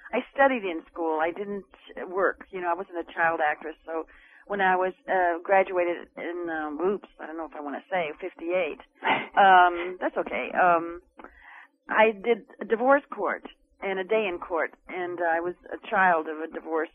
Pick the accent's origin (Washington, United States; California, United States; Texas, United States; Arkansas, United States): California, United States; Los Angeles; also born or lived in New York; I was born in Hollywood, and we traveled